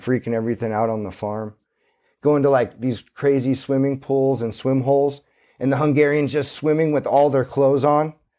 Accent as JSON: {"language": "English", "town": "Santa Cruz", "region": "California", "country": "United States", "tie": "born or raised there"}